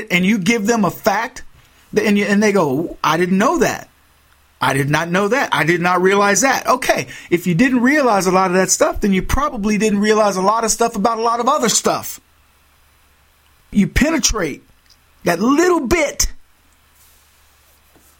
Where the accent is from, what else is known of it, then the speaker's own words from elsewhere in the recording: Texas, United States; moved away; as a Texan